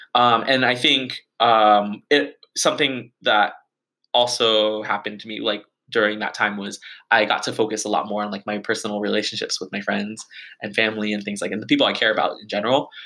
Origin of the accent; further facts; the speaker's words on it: Bay Area, California, United States; my hometown of like the bay area